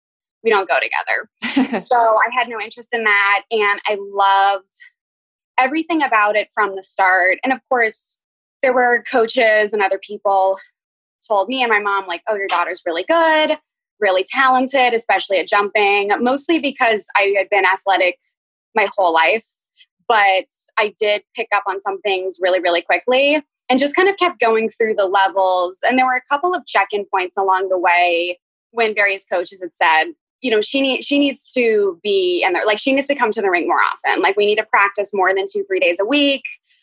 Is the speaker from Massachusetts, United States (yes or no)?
yes; Boston, Massachusetts, United States; born there; I was born in Boston, but I apparently hated it and cried because it was cold.